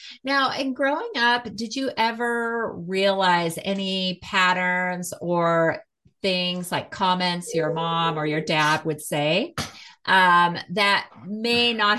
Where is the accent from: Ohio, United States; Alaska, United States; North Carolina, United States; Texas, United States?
Alaska, United States; also born or lived in Los Angeles; now in Lafayette, United States; We moved here just before the pandemic in 2019. So we moved from LA, and I grew up in Alaska. So I'm used to this climate and loved it. And we have family here. So that's what brought us here to Colorado.